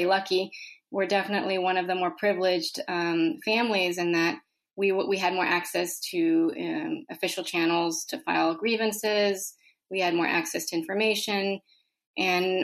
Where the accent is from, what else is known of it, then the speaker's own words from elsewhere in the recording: El Salvador; moved away; I was born in El Salvador